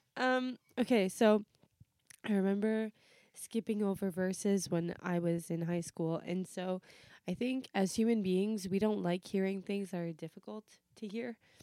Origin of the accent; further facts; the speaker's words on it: Canada; also born or lived in Portugal (ancestry); my parents are Portuguese, if you didn't know that, it's a fact, um, and I'm Mediterranean or whatever, I still identify as Canadian